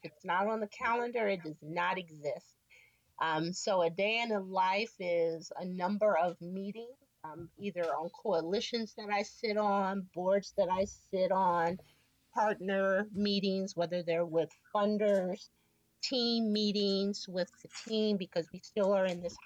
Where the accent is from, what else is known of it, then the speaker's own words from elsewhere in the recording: San Francisco, California, United States; Born and raised in San Francisco, proud to say. Grew up in the Excelsior District